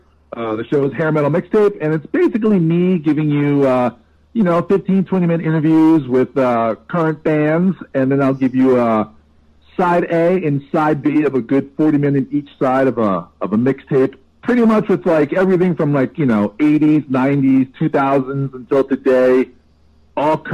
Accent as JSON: {"language": "English", "region": "Northeast New Jersey", "country": "United States", "tie": "born or raised there", "said": "I grew up in Jersey, Northeast Jersey"}